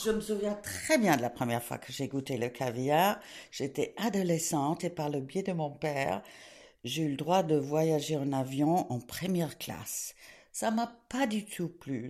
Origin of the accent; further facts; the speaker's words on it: England, United Kingdom; moved away; also born or lived in Switzerland / France / South America; Je suis née en Suisse, élevée en Angleterre, d'une famille cosmopolite